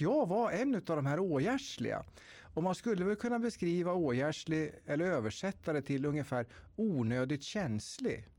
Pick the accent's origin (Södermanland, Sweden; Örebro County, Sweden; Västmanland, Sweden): Örebro County, Sweden; Tiveden forests, Närke; jag är född och uppväxt i Tiveskogarna i Närke